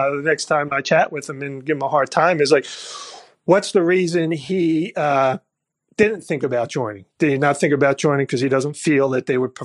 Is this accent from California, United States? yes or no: no; Philadelphia, Pennsylvania, United States; moved away; I'm from Philadelphia originally